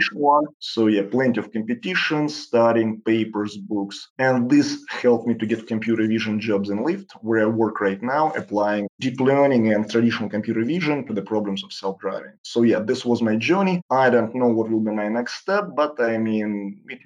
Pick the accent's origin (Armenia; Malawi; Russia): Russia; Saint Petersburg; moved away as an adult; also born or lived in Sunnyvale / San Francisco; I grew up in St. Petersburg city, that's probably one of the most gorgeous cities in the world.